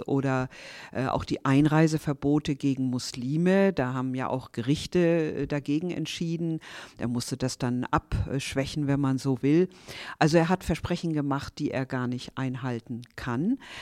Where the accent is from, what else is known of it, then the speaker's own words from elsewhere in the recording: near Stade, Lower Saxony, Germany; moved away as an adult; also born or lived in Berlin / Hanover; ich bin in Niedersachsen geboren, in der Nähe von Stade und bin dann zum Studium nach Berlin gegangen